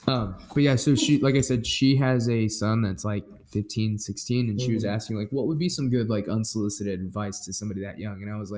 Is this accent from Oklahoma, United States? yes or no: yes; Elgin, Oklahoma, United States; I grew up in Elgin